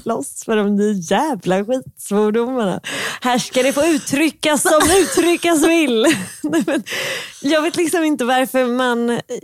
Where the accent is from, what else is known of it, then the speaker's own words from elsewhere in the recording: Stockholm, Stockholm County, Sweden; accent: stockholmska; jag har ju väldigt mycket stockholmska